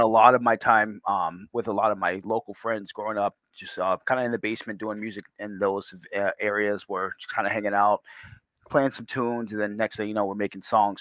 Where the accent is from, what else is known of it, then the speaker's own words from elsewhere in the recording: Portsmouth, New Hampshire, United States; I grew up in Portsmouth, actually, um, just around the corner from Rye, New Hampshire